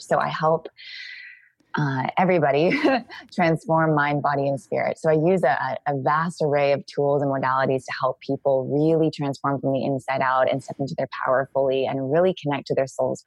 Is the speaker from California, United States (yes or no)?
yes; Santa Cruz, California, United States; moved away as an adult; also born or lived in Australia; now in Costa Rica; I grew up in Santa Cruz, California.